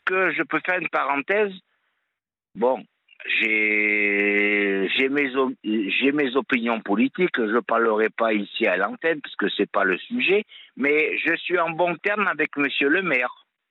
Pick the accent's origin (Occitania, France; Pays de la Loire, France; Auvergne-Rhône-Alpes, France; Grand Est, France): Auvergne-Rhône-Alpes, France; moved away; also born or lived in Montpellier area; je suis auvergnat, donc j'ai grandi euh, avec, à la, avec des copains, des copines à la ferme